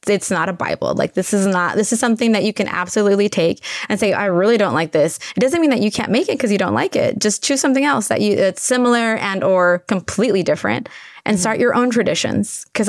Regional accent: Tijuana, Baja California, Mexico; English is a second language; now in United States; I mean, I learned English watching Julia Child on TV in Tijuana. So I'm ESL, and we learned English watching the KP, you know, public broadcast TV

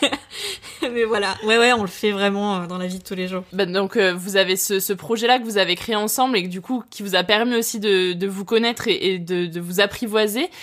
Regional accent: Lyon, Auvergne-Rhône-Alpes, France; je suis originaire de Lyon

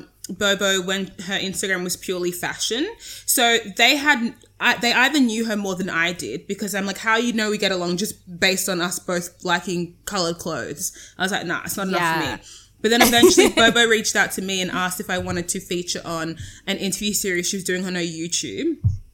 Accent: Sydney, New South Wales, Australia; I'm from Sydney, Australia, but I'm very African.

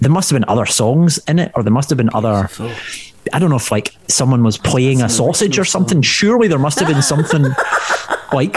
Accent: West of Scotland, United Kingdom; accent: Scottish; now in England; being from the west of Scotland.

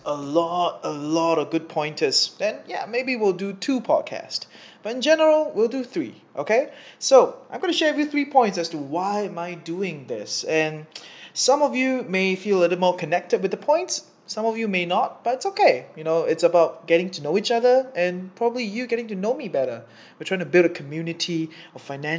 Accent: Singapore; moved away as an adult; now in Kuala Lumpur, Malaysia; I'm from Singapore, I'm in KL because, you know, Singapore is really expensive

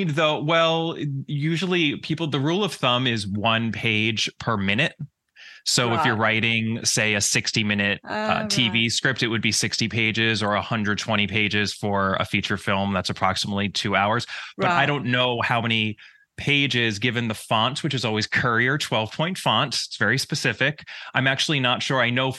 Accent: New York, United States; So I grew up in the suburbs of New York. In the States, we call it the tri-state area. It's New York, New Jersey, and Connecticut.

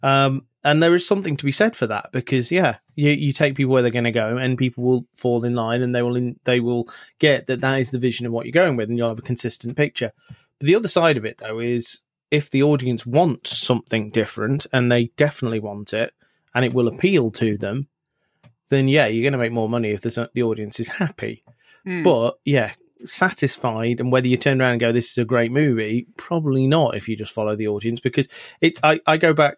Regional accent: England, United Kingdom; I'm English

